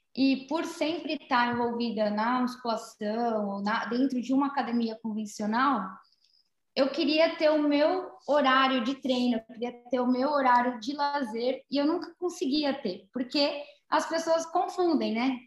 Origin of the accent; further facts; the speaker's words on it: São Paulo, Brazil; eu sou da capital, né, de São Paulo